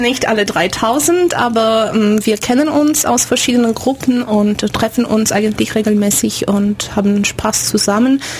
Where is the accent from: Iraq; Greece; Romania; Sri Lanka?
Romania; Timișoara, Timiș County; German is a second language; moved away as an adult; also born or lived in Bremen / Dortmund / Canada; now in Ulm, Germany; Banat, ich komme aus Temeschwar im, im Westen